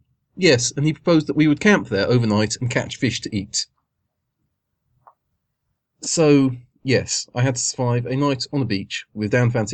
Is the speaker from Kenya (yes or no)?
no; Guildford, South East England, United Kingdom